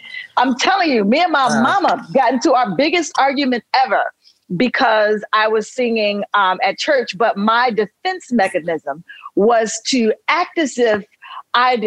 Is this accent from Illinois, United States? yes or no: yes; Chicago, Illinois, United States